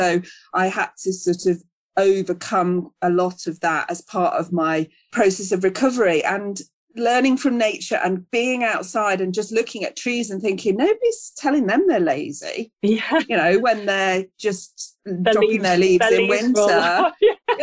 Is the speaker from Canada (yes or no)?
no; Charnwood Forest, East Midlands, United Kingdom; now in South Derbyshire, United Kingdom; I grew up in Charnwood Forest and now live in the National Forest in South Derbyshire.